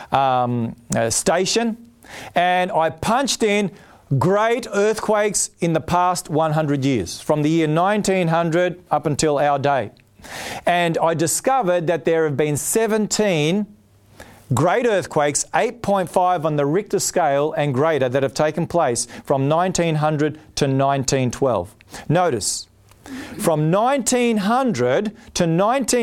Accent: Australia; also born or lived in Palmerston North, New Zealand; I'm Australian and I was born here

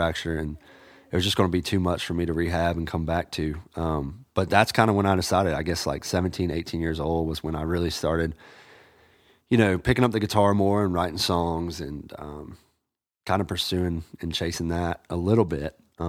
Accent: Augusta, Georgia, United States; now in Nashville, United States; kind of rep the hometown.

